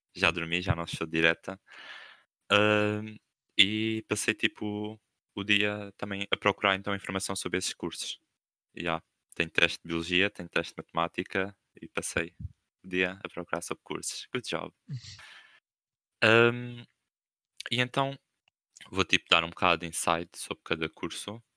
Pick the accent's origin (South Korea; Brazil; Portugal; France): Portugal; Coimbra, Centro; now in Algarve, Portugal; eu não sou aqui do Algarve, eu sou de Coimbra. Ou seja, tenho casas em Co, tenho, tipo, os meus avós e família em Coimbra